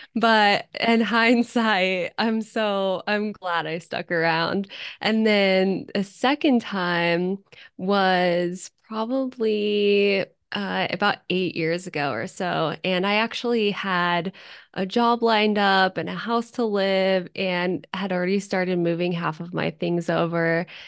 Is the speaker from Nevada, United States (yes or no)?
yes; Zephyr Cove, Nevada, United States; now in Reno, United States; right now, I live in Reno, but I was born and raised in Tahoe in Zephyr Cove